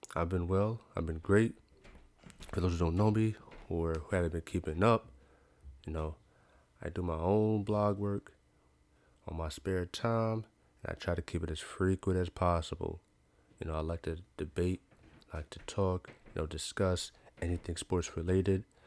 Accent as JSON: {"language": "English", "region": "New York", "country": "United States", "said": "I'm from New York"}